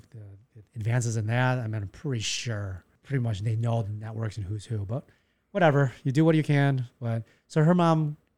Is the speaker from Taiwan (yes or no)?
yes; Taiwan; Most people say when I'm from Taiwan, they're like, oh, we like Thai food.